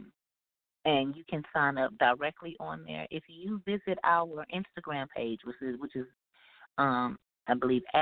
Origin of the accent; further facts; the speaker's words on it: Houston, Texas, United States; moved away as an adult; also born or lived in Milwaukee, Wisconsin; now in Houston, United States; I'm originally from Houston, Texas. So I grew up here